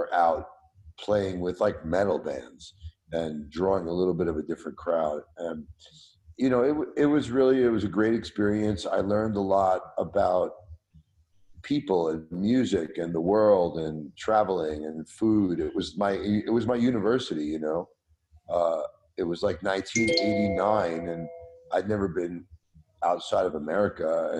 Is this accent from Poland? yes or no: no; New York City, New York, United States; growing up in Brooklyn, I loved disco and early hip hop and house music